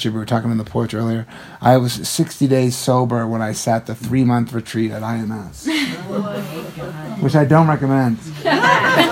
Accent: Western Massachusetts, United States; growing up in Western Massachusetts

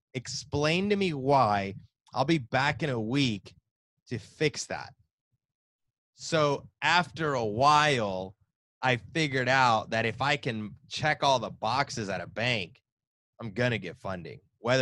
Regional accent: the South, United States; Come on, I'm born and raised in the South. Come on now.

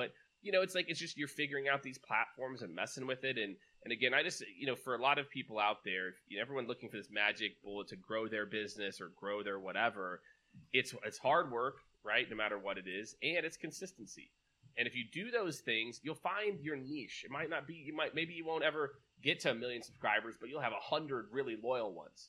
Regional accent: Kansas City, United States; also born or lived in New York; now in Austin, United States; I'm originally from Kansas City

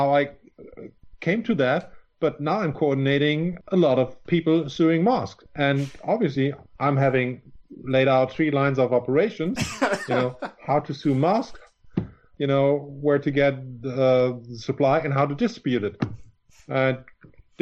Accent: Germany; you cover the whole of Germany. We're a small country

